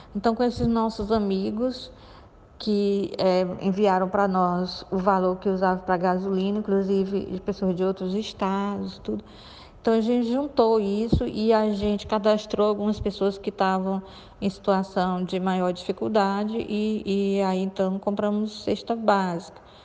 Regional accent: Piauí, Brazil; eu morava num bairro bem pobre, né? lá no, no Piauí, não é? que foi onde eu nasci.

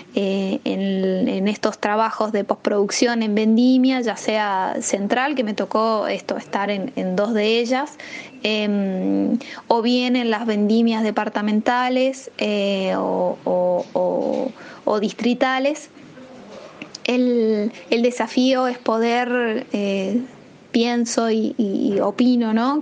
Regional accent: San Juan, Argentina; moved away; also born or lived in San Luis, Argentina / Mendoza, Argentina; me voy a San Juan, que es el lugar donde yo nací

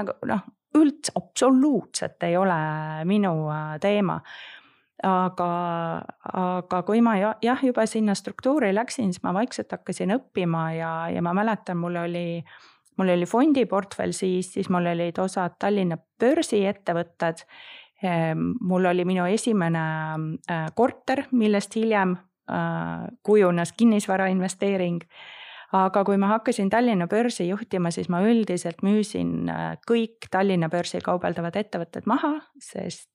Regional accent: Põlva, Põlva County, Estonia; also born or lived in Singapore; ma olen pärit Põlvast

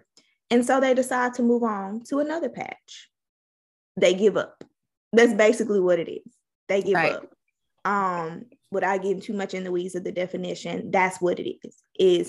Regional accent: Mississippi, United States; We're from Mississippi

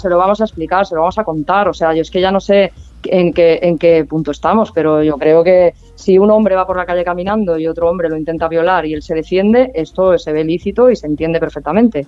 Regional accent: Barcelona, Catalonia, Spain; now in Palma, Spain; yo soy, soy barcelonesa

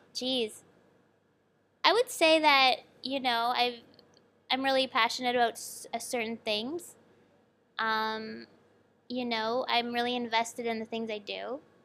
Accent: Toronto area, Ontario, Canada; moved away as an adult; also born or lived in Sackville, New Brunswick, Canada; now in Shenzhen, China; I grew up in the Toronto area, just, like, forty minutes west

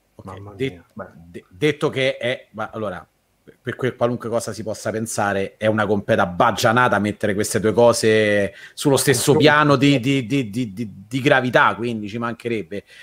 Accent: Rome, Lazio, Italy; noi siamo di Roma

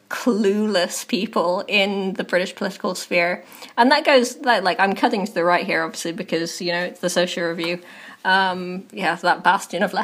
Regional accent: County Kerry, Ireland; I once introduced myself to Karen Bradley and told her I was from Kerry

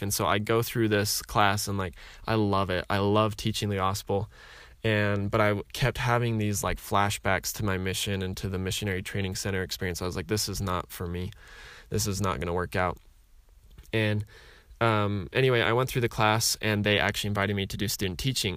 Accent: Utah, United States; I grew up in Utah

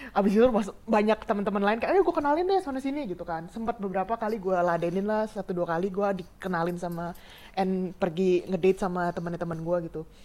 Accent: Indonesia; moved away as an adult; also born or lived in Australia; negara gue which is adalah Indonesia

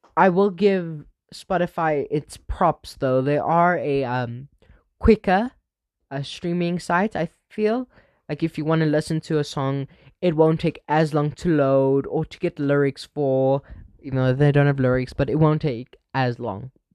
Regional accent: Benoni, Gauteng, South Africa; born and raised in Benoni, uh, South Africa

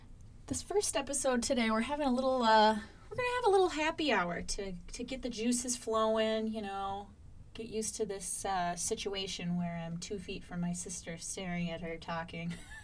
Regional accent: North Dakota, United States; accent: up north; now in Twin Cities, United States; From North Dakota, originally.

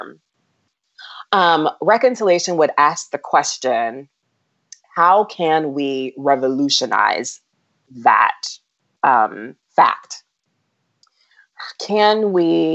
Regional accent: United States; as an African American

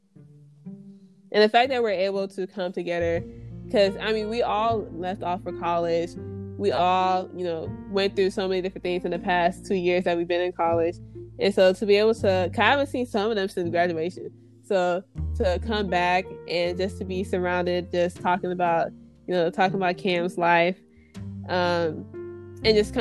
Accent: Houston, Texas, United States; I'm from Ailey, Houston, Texas.

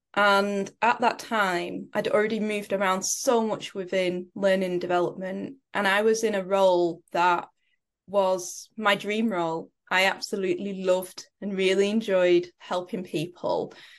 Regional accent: Preston, North West England, United Kingdom; I grew up in Preston in the U K.

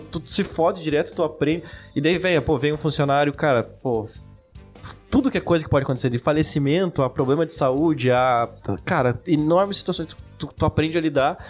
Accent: Chapecó, Santa Catarina, Brazil; Nós somos de Chapecó. A gente é uma cidade interior

